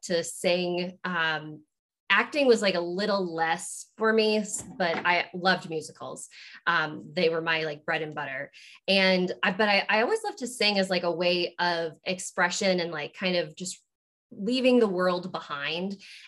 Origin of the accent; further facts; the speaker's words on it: Maine, United States; moved away as an adult; also born or lived in Virginia / Pensacola, Florida; I was born in Virginia, but lived in Florida for like the first 6 years of my life before my parents, we moved to Maine.